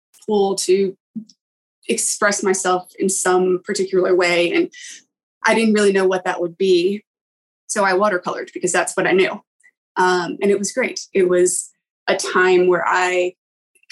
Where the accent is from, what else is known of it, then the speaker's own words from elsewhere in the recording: East Coast of the US, United States; also born or lived in England; now in North Carolina, United States; I grew up on the East Coast of the US